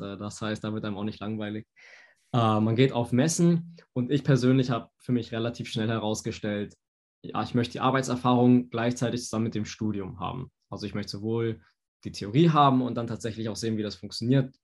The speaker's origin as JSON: {"language": "German", "region": "Hamburg", "country": "Germany", "tie": "born or raised there", "also_born_or_lived": "Stuttgart", "moved": "as an adult", "lives_now": "Berlin, Germany", "said": "Also in Berlin geboren, in Hamburg aufgewachsen, Stuttgart studiert und jetzt arbeite ich wieder in Berlin."}